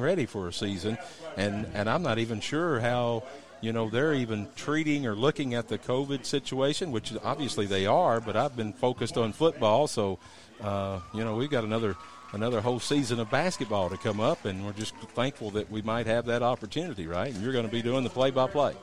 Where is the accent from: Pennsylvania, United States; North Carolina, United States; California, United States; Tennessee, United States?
Tennessee, United States; Fayetteville; I'm from Fayetteville, Lincoln